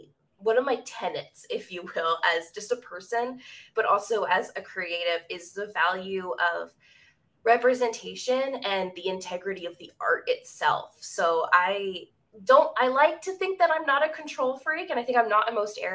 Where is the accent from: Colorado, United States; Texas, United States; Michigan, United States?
Texas, United States; Central; also born or lived in Northeast USA; I live in Central Texas